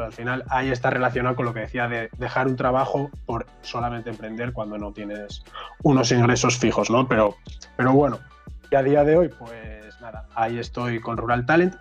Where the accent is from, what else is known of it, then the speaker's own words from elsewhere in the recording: Asturias, Spain; moved away as an adult; also born or lived in Madrid; yo soy de Asturias y me fui a Madrid